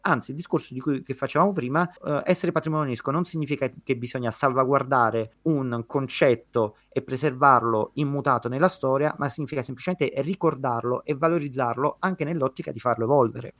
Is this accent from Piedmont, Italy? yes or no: no; Naples, Campania, Italy; io da napoletano